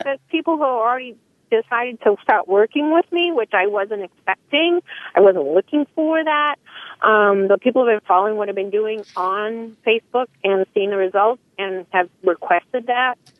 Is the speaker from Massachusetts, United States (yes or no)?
yes; Salem, Massachusetts, United States; I'm from Salem, Massachusetts